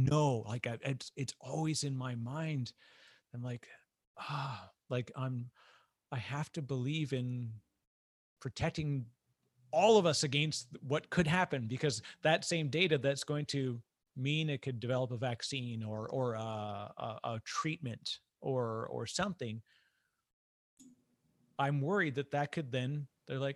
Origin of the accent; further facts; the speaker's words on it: Canada; I'm Canadian